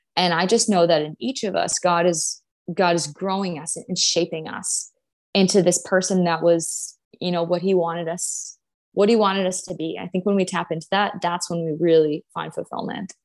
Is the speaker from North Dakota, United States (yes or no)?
yes; Grand Forks, North Dakota, United States; moved away as an adult; I'm from North Dakota. So my high school was, my graduating class was like two hundred and seventy people